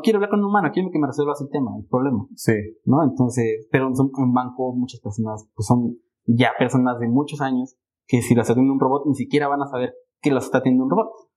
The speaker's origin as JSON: {"language": "Spanish", "country": "Mexico", "said": "como mexicanos"}